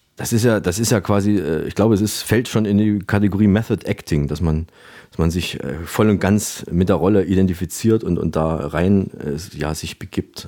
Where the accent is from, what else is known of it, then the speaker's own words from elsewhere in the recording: Saalfeld, Thuringia, Germany; moved away; nach Saalfeld in meine Heimatstadt